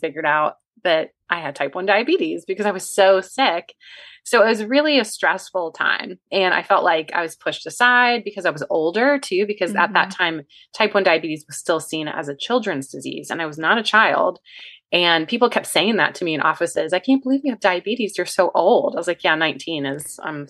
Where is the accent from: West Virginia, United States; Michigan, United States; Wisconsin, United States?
West Virginia, United States; now in Virginia, United States; I'm from West Virginia originally